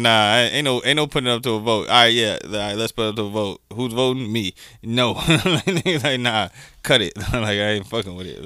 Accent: United States; being American from the states

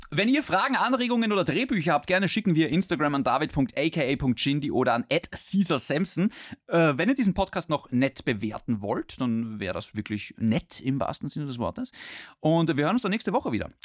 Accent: Austria; bei uns in Österreich

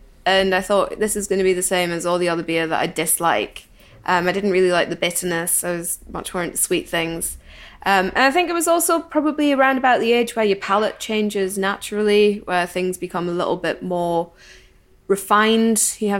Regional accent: Newcastle upon Tyne, North East England, United Kingdom; now in Scotland; I grew up in Newcastle upon Tyne, well, just outside of Newcastle upon Tyne, but I've spent the past 10 years in Scotland, so that's why I have a slightly weird accent.

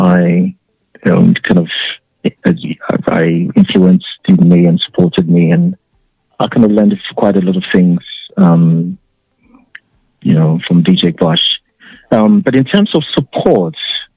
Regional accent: Ghana; moved away; when we were growing up in Ghana

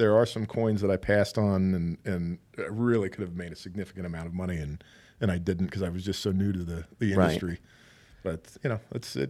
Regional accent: Cincinnati, Ohio, United States; moved away as an adult; now in Las Vegas, United States; growing up in Cincinnati, we had the Cincinnati Cyclones

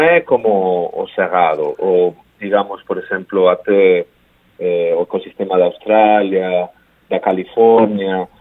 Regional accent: Spain; Portuguese is a second language; moved away as an adult; also born or lived in United States; now in Brazil; eu sou espanhol

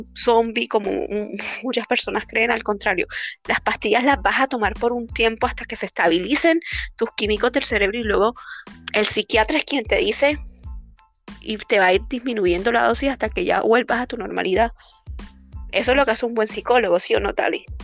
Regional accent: Colombia; now in Peru; nosotros somos colombianas

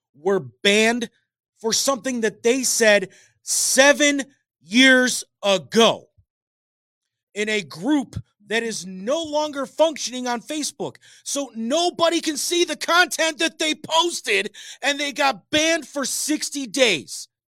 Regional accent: United States; As an American

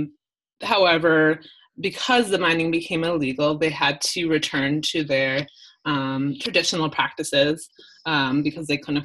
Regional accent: a suburb of Milwaukee, Wisconsin, United States; moved away as an adult; also born or lived in New Orleans, Louisiana; now in Colombia; I grew up in Wisconsin, in a suburb of Milwaukee, and not very diverse

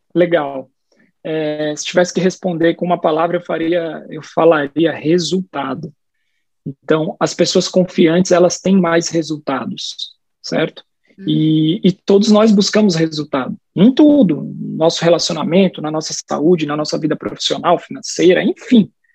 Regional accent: São Paulo, Brazil; first language Portuguese; moved away as an adult; now in Salvador, Brazil; Eu sou paulistano, sou nascido e criado na cidade de São Paulo

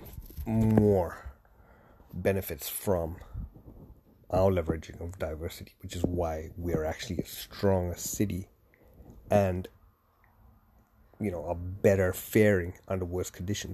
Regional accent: Canada; also born or lived in Toronto; I'm Canadian in Toronto

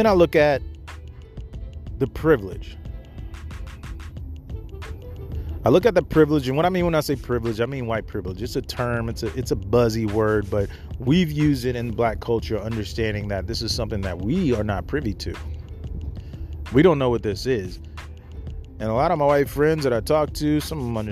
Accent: Mississippi, United States; I grew up in Mississippi, deep south.

